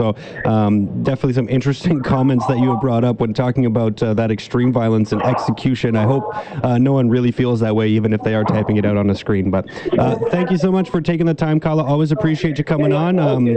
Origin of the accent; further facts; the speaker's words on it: British Columbia, Canada; as British Columbians